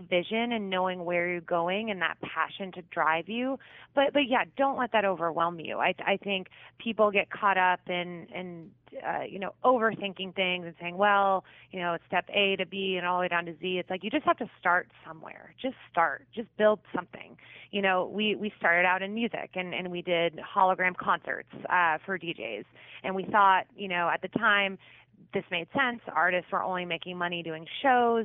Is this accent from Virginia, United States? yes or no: yes; D.C., Virginia, United States; now in Los Angeles, United States; I actually grew up in Virginia, right near Washington, D.C.